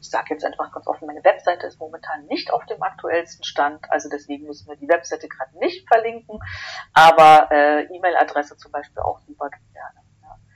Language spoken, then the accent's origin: German; Berlin, Germany; ich bin gebürtige Berlinerin